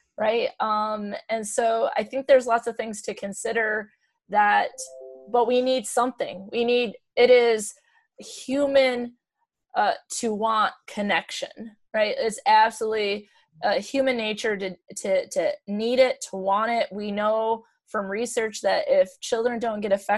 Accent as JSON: {"language": "English", "region": "Michigan", "country": "United States", "said": "we're from Michigan"}